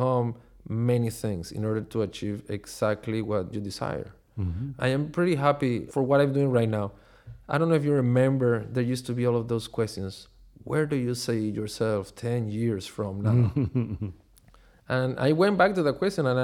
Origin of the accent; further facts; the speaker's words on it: Caracas, Capital District, Venezuela; moved away as an adult; also born or lived in Chicago, United States; I grew up in Caracas, Venezuela